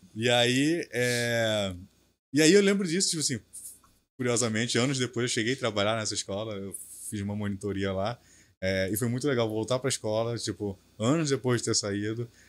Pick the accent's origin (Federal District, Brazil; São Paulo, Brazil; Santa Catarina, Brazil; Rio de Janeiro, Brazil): Rio de Janeiro, Brazil; Belford Roxo; falo que sou de Bafo Roxo